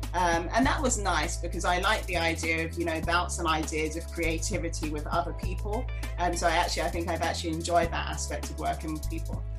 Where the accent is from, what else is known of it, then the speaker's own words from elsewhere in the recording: London, United Kingdom; moved away as an adult; now in New York, United States; I was born and raised in London and I moved to New York a few years ago.